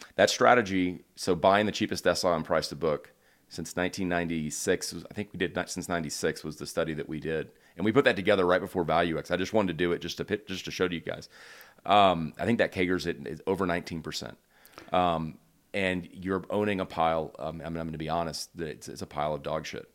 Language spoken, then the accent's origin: English; Houston, Texas, United States; moved away as an adult; also born or lived in United Kingdom; now in Charlottesville, United States; I grew up in Houston